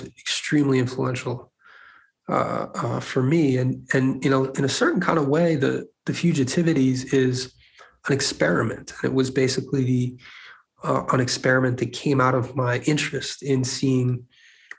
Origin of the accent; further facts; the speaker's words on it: Paris, Île-de-France, France; moved away; I grew up in France, in Paris.